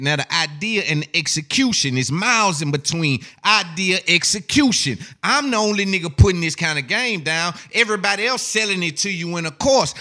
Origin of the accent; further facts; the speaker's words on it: the South, United States; I'm from the South